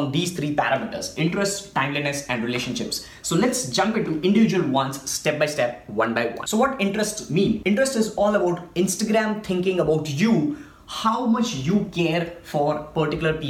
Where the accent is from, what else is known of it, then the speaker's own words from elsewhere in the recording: India; I'm from India